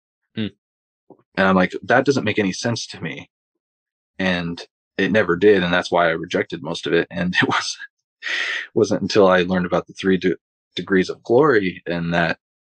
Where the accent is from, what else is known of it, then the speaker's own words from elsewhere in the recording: Longview, Washington, United States; also born or lived in Pullman, Washington; I had to move back to my hometown. And so the church I was involved with in Pullman, I was going to get baptized at, but I had to move. So now I'm back in Longview, Washington.